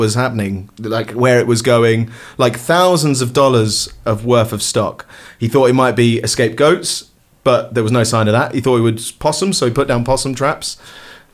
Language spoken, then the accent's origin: English; London, United Kingdom; now in Cambridge, United Kingdom; I'm from North London. I now live in Cambridge.